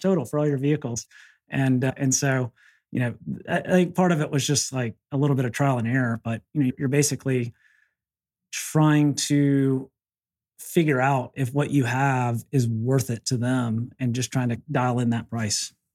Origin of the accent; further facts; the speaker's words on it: the South, United States; I'm from the South